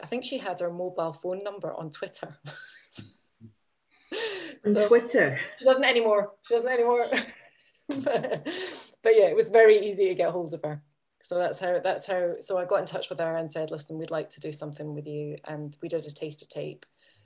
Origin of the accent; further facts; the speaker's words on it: Edinburgh, Scotland, United Kingdom; I'm from Edinburgh and I'm just a wee bit younger than her